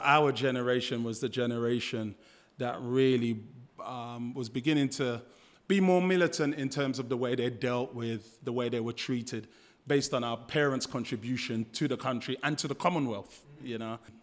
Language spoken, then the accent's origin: English; London, United Kingdom; moved away as an adult; now in Australia; I grew up in Fulham, um, just around the corner from Chelsea Football Ground.